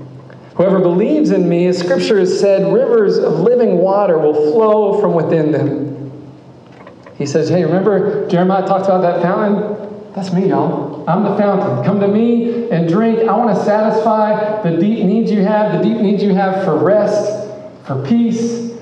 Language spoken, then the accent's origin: English; Memphis, Tennessee, United States; I grew up in Memphis, and I've not traveled ever in the world.